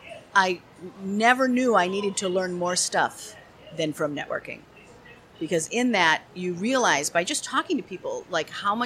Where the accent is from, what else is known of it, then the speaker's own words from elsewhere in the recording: St. Paul, Minnesota, United States; I'm from St. Paul.